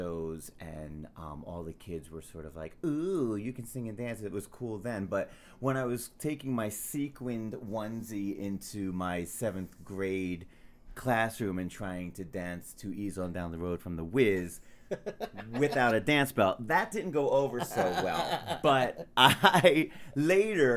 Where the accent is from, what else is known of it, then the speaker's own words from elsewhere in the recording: Trenton, New Jersey, United States; moved away as an adult; also born or lived in New York City; now in Las Vegas, United States; I am from Trenton, New Jersey, born and raised